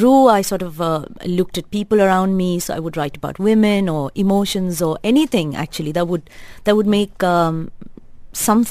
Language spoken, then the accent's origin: English; Bangalore, Karnataka, India; moved away as an adult; now in Dubai, United Arab Emirates; I grew up, I was raised in Bangalore, studied in Bangalore, lived in Bangalore.